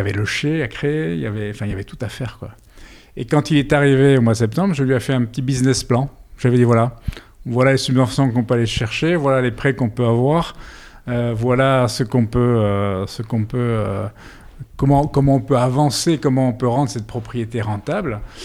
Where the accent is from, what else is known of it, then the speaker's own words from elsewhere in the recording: Brussels, Brussels-Capital Region, Belgium; moved away as an adult; now in Bordeaux, France; je suis belge